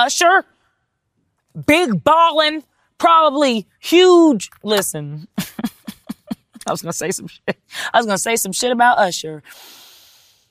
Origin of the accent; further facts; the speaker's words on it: Texas, United States; I'm from Texas